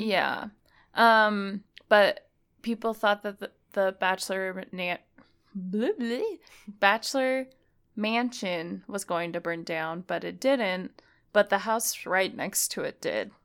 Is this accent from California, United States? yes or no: no; Utah, United States; we live in Utah, so, uh, it, I feel like it's affected me 'cause I grew up in Utah